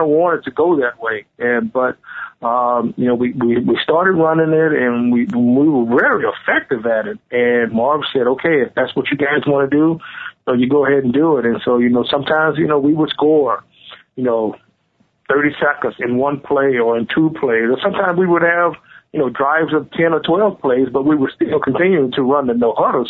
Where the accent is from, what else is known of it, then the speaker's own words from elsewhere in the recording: Houston, Texas, United States; moved away as an adult; also born or lived in Stillwater, Oklahoma / Buffalo, New York; growing up in Texas